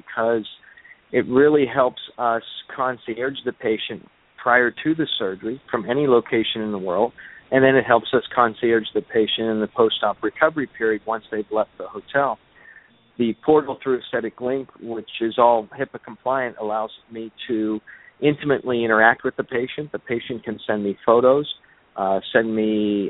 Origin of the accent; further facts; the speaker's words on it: Pittsburgh, Pennsylvania, United States; moved away as an adult; now in White Sulphur Springs, United States; I originally was in practice in my hometown in Pittsburgh, Pennsylvania, for about 15 years